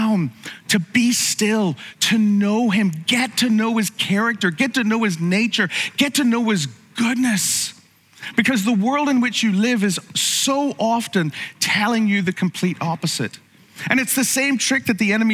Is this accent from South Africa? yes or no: no; Ireland; growing up in Ireland